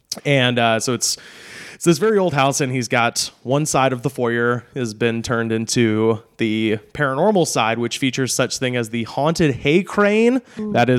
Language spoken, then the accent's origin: English; Long Island, New York, United States; I'm originally from Long Island.